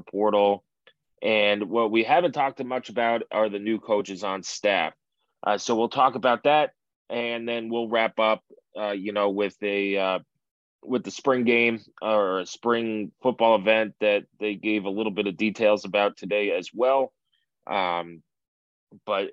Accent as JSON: {"language": "English", "region": "New York", "country": "United States", "said": "as a New Yorker and somebody who has a lot of Italian friends"}